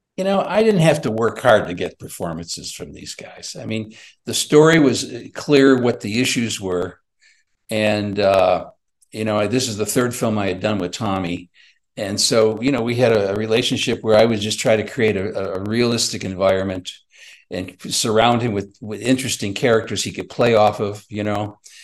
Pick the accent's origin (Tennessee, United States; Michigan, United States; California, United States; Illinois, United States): Illinois, United States; Chicago; I'm from Chicago